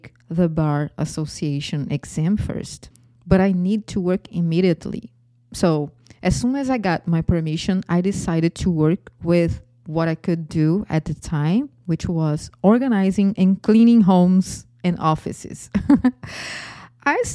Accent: Brazil; accent: Brazilian; English is a second language; moved away as an adult; now in Florida, United States; my accent is from Brazil. I am originally Brazilian and I live in Florida.

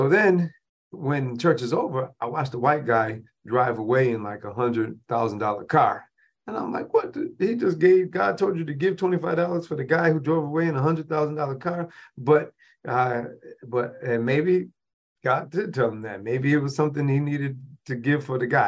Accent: Rochester, New York, United States; my hometown of Rochester, New York

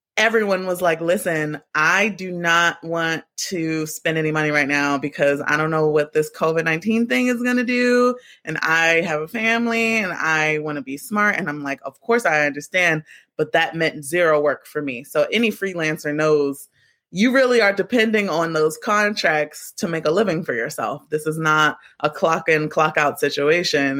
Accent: Baltimore, Maryland, United States; moved away; also born or lived in New York; I'm from Baltimore, both of my parents are from uptown New York

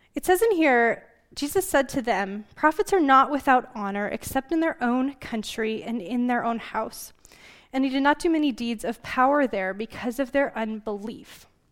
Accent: Glendive, Montana, United States; moved away; I was born and raised in Glendive, in eastern Montana

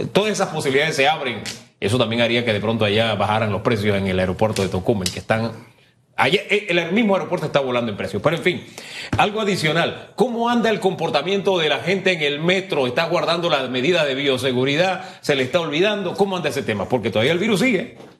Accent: San Miguelito, Panama; Yo me crié en el Valle de San Isidro, en calle E ahí detrás de la boca del lobo

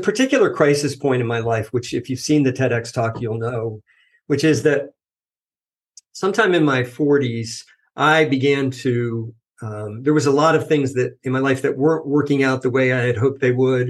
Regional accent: United States; moved away as an adult; also born or lived in New Jersey / the South; now in Washington, United States; I grew up outside of New York City

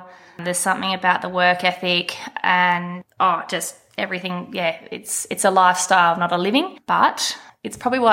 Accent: Gascoyne, Western Australia, Australia; now in Walkaway, Australia; My parents raised me on a station in the Gascoyne

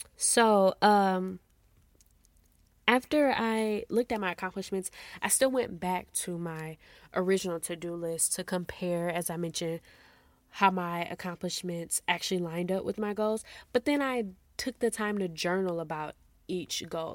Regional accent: Midwest, United States; moved away as an adult; now in Texas, United States; I'm from the Midwest, and we actually moved out to Texas a month after our wedding.

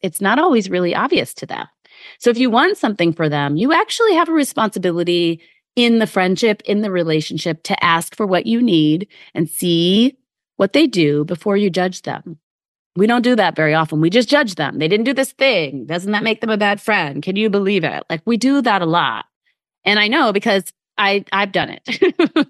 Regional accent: Midwest, United States; now in New York City area, United States; I grew up in the Midwest

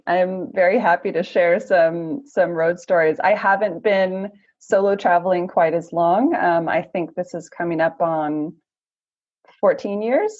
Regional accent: United States; I'm originally from the US

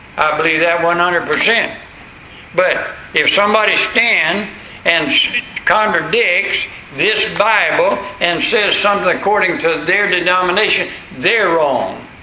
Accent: the South, United States; accent: southern; my southern accent

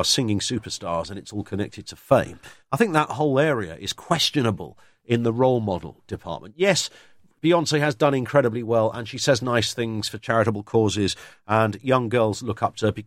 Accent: United Kingdom; I'm a Brit

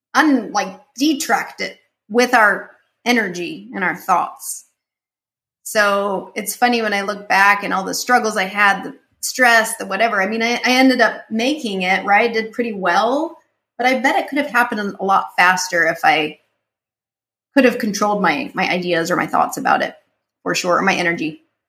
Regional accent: Utah, United States; moved away; I grew up in Utah, and when I grew up, I th- everyone was the same color as me and the same mindset.

